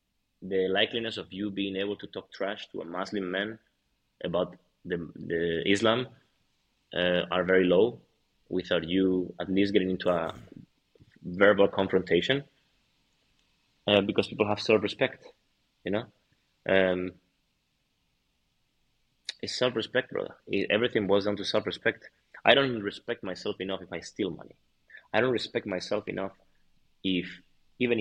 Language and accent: English; Madrid, Community of Madrid, Spain; I'm from Madrid